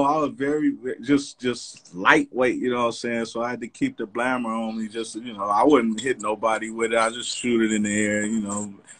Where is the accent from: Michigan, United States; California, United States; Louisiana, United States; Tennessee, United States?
California, United States; Los Angeles; born or raised there; also born or lived in Compton / Inglewood / Pacoima